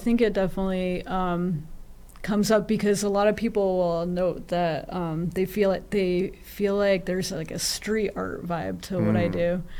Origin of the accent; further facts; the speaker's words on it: New England, United States; I feel like growing up in New England, like in a small town in New England, I didn't relate to as many people.